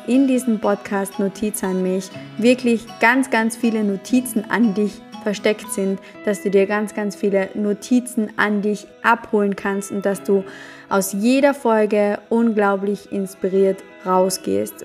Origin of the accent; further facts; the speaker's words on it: Carinthia, Austria; accent: Carinthian dialect; Ich komme aus dem wunderschönen Kärnten in Österreich. Das ist auch der Grund, warum du in den ersten Folgen ein bisschen noch meinen Dialekt hörst.